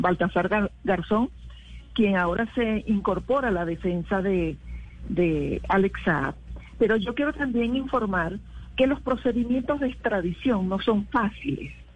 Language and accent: Spanish; Venezuela; now in Colombia; en Venezuela, en mi país